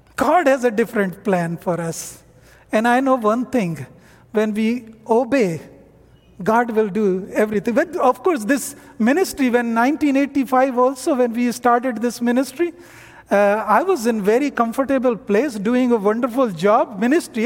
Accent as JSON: {"language": "English", "region": "North India", "country": "India", "second_language": "English", "moved": "as an adult", "said": "I am from North India."}